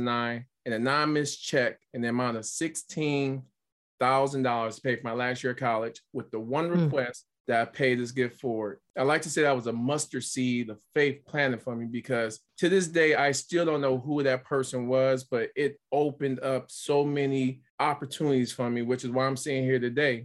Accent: Pontiac, Michigan, United States; growing up in Pontiac, in a single parent household

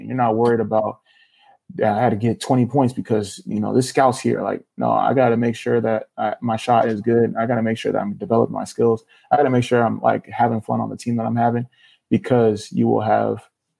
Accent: Nigeria; But home cooking, you mentioned being from Ghana, I'm Nigerian.

